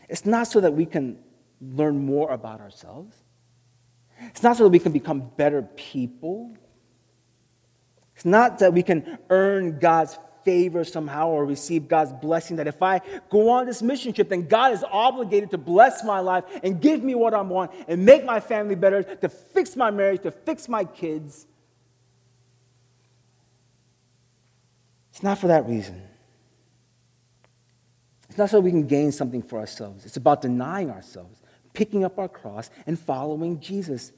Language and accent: English; Texas, United States; I was born and raised in Texas.